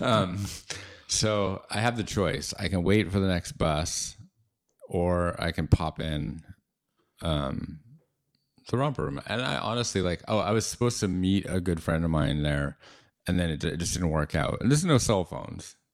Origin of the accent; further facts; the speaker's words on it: Seattle, Washington, United States; as a kid growing up in Seattle